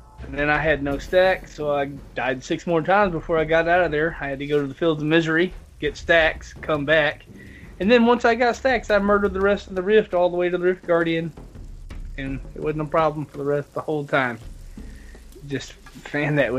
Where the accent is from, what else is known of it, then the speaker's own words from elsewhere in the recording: the South, United States; I'm from the South